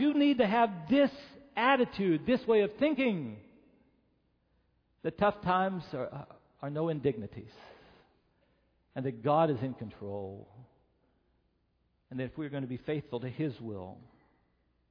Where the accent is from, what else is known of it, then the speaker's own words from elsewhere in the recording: Beckley, West Virginia, United States; moved away; I grew up in West Virginia.